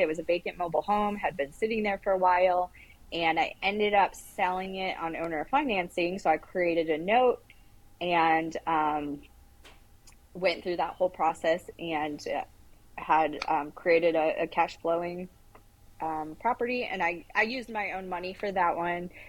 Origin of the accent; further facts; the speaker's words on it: Toledo, Ohio, United States; I grew up in Toledo, Ohio. So I'm a Midwestern girl